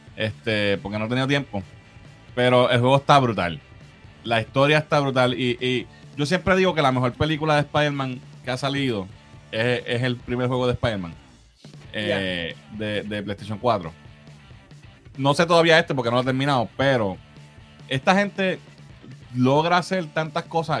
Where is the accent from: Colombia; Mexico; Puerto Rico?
Puerto Rico; nosotros, pues, obviamente, somos puertorriqueños